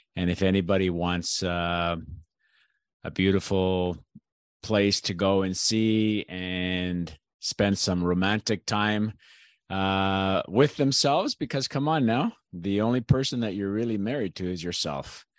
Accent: Canada; also born or lived in Greece; i was born in canada but i've actually lived in greece

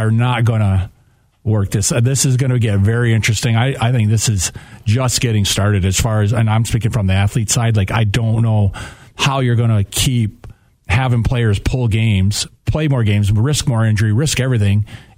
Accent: Midwest, United States; as a Midwesterner

